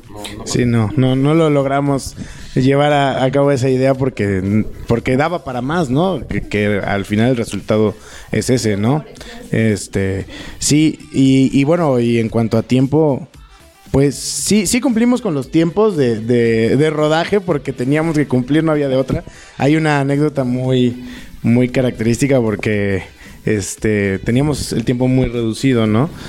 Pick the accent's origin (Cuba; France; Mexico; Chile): Mexico; Papaloapan basin, Veracruz; moved away; also born or lived in Puebla; Yo soy de Veracruz y donde se filmó el cortometraje es este la región de la cuenca del Papaloapan, de donde yo soy originario